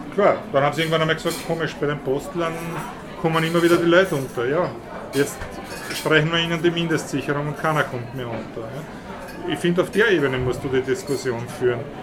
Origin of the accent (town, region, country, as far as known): Austria